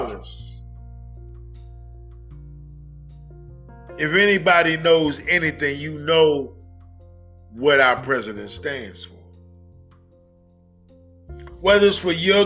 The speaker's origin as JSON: {"language": "English", "region": "New York", "country": "United States", "tie": "born or raised there", "said": "my hometown of New York"}